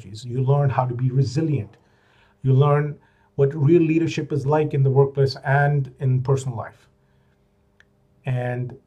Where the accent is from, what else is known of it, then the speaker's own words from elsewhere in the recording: Pakistan; moved away as an adult; also born or lived in United States / Middle East; back in Pakistan, which is my home country